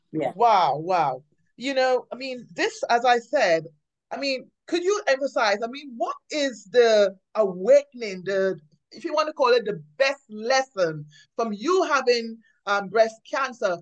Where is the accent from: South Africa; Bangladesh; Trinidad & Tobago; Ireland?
Trinidad & Tobago; I grew up in the Caribbean, Trinidad